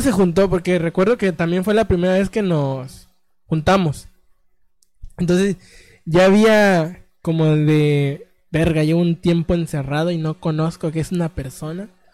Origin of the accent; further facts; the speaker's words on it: Mexico; mi México